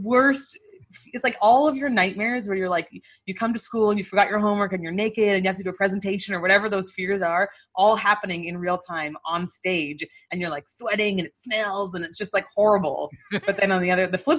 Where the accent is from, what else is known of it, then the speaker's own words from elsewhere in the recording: Winnipeg, Manitoba, Canada; moved away as an adult; also born or lived in Nigeria; now in United States; in Winnipeg, my hometown